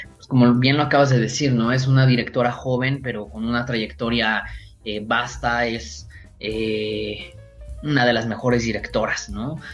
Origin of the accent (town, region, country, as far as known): Mexico